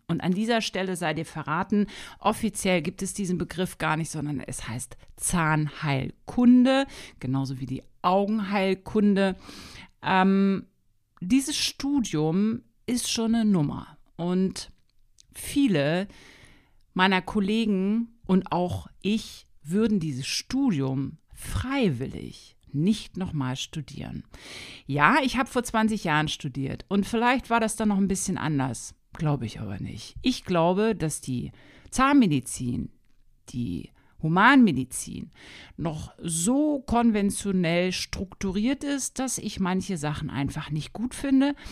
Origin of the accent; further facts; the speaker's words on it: Hanover, Lower Saxony, Germany; moved away as an adult; now in Wolfsburg, Germany; Ich komme ursprünglich aus Hannover, aus Niedersachsen, habe da brav mein Abitur gemacht